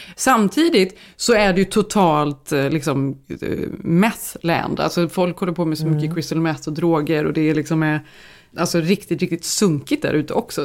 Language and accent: Swedish; Sweden; now in United States; vi som är svenskar